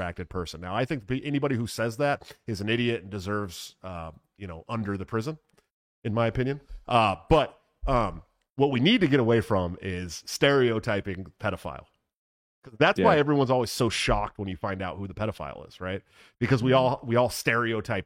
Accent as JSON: {"language": "English", "area": "San Francisco Bay Area", "region": "California", "country": "United States", "moved": "yes", "said": "when I lived in the Bay Area, well, I'm from California originally, right? I'm from San Francisco Bay Area"}